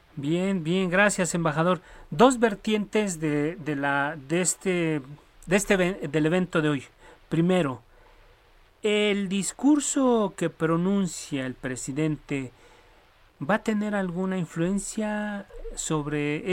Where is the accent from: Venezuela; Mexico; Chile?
Mexico; nosotros como mexicanos